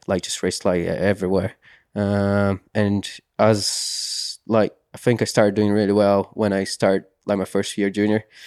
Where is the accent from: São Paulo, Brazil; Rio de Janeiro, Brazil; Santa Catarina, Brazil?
Santa Catarina, Brazil; English is a second language; now in United Kingdom; growing up in Brazil